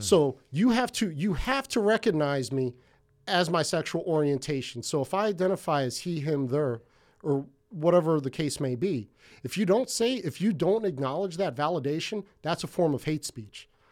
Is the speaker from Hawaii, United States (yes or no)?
yes; Hawaii, United States; now in Ventura, United States; from Hawaii, that's where I felt the most comfortable in my life. So I'm not Hawaiian, um, not an islander or anything like